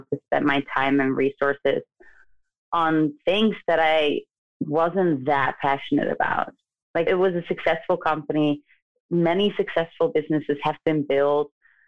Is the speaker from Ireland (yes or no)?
no; The Hague, South Holland, Netherlands; moved away as an adult; now in United States; my hometown, The Hague